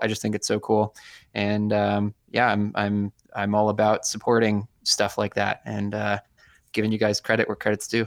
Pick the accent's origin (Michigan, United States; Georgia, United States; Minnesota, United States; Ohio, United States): Michigan, United States; Ann Arbor; now in Rochester, United States; I was born in Ann Arbor, Michigan. I moved away